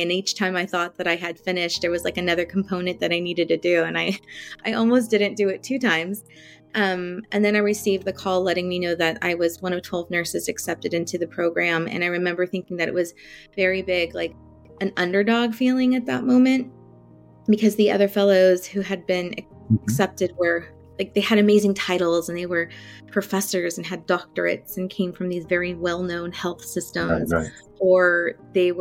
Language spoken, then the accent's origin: English; Central Valley of California, United States; I grew up in Central Valley of California and still here, actually